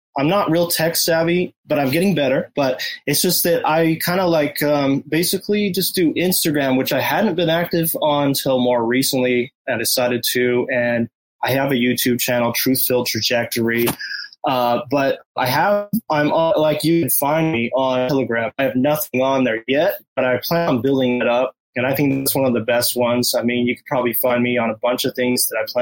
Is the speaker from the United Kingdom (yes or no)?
no; Hawaii, United States; I'm from Hawaii. I have lived other places. I love to travel, but this is my home